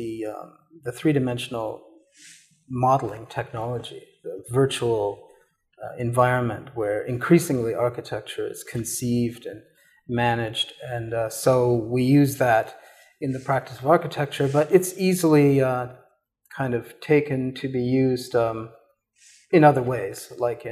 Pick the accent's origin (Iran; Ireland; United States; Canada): Canada; I was born in Canada. I did have this very short career in the Canadian military. I was very much a product of suburban Canada